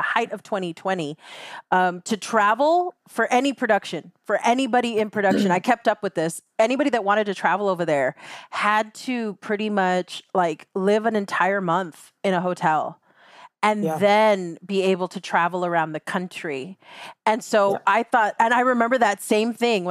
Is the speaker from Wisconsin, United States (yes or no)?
no; Rio Grande Valley, Texas, United States; I'm very clear about where I'm from. I'm from the Rio Grande Valley. The Rio Grande Valley is along the border of Mexico.